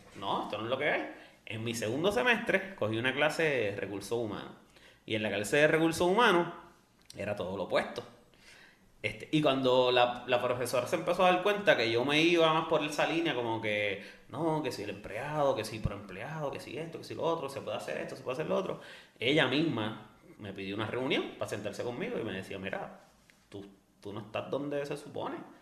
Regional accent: Bayamón, Puerto Rico; also born or lived in Loíza / Canóvanas; Yo soy de Bayamón, Santa Juanita, cuarta sección

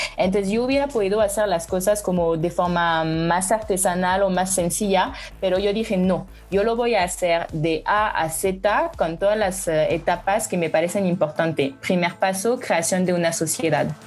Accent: France; Spanish is a second language; moved away as an adult; now in Mexico; soy francesa y llevo tres años viviendo en México

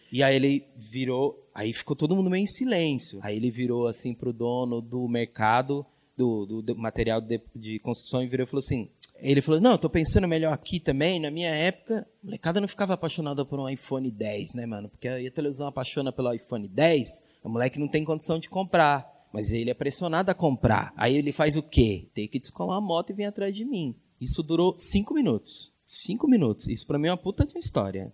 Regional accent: Minas Gerais, Brazil; nasci em Minas Gerais

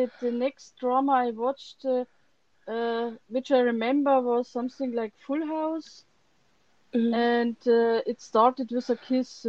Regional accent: Germany; I'm from Germany

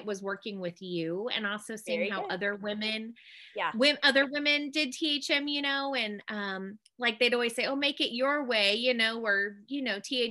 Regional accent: Washington, United States; moved away as an adult; also born or lived in North Carolina; now we live in my home state of Washington. So we're back up with family and it's really nice to be back home

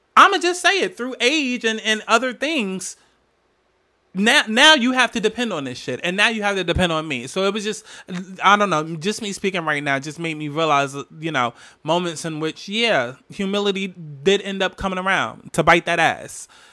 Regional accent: New Jersey, United States; I'm from Jersey, from Jersey.

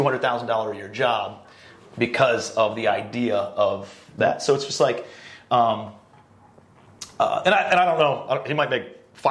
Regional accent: Cleveland, Ohio, United States; I'm a blue-collar kid from Cleveland, Ohio

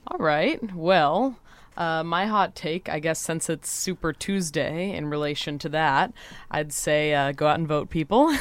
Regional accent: Santa Cruz, California, United States; I'm from Santa Cruz, California

